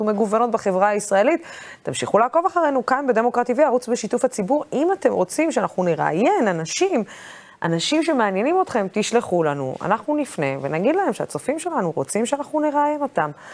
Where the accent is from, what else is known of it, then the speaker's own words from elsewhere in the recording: Dimona, Southern District, Israel; ואני לא קיבוצניקית, אני דימונאית